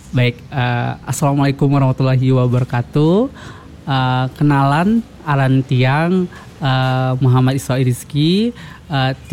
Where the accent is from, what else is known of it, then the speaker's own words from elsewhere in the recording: West Nusa Tenggara, Indonesia; first language Sasak; Eh, iya, dari aku dari Lombok. Aku nah, dari Lombok.